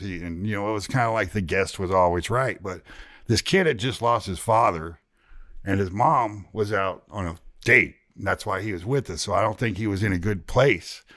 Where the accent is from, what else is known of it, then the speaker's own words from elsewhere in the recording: Ohio, United States; moved away; also born or lived in Zanesville, Ohio / Oklahoma City, Oklahoma / Dallas, Texas; being from Ohio